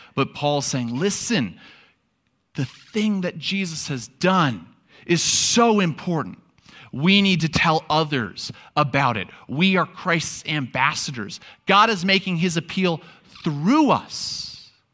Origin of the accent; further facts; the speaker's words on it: New York, United States; moved away; I'm from New York